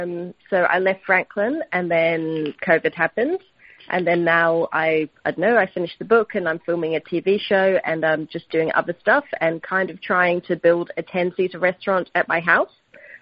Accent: New Zealand; moved away as an adult; now in Tasmania, Australia; I'm Welsh, Chinese, and Dutch, and I grew up in New Zealand.

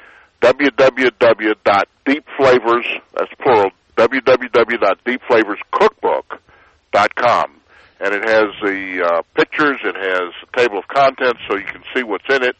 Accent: Atlanta, Georgia, United States; also born or lived in Washington, D.C.; now in Texas, United States; Originally, I grew up in Atlanta.

